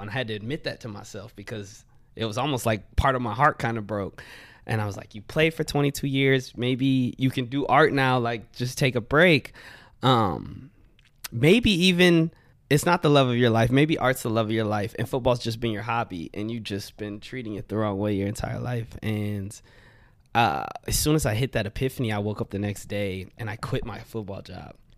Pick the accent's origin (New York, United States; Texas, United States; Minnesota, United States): Texas, United States; Wimberley; also born or lived in Austin; I grew up in Wimberley.